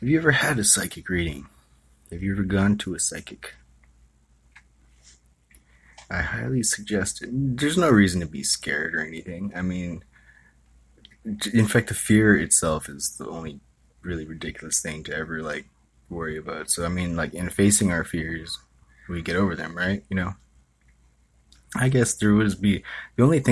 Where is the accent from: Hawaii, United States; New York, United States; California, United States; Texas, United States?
Hawaii, United States; now in San Francisco Bay Area, United States; I was from Hawaii.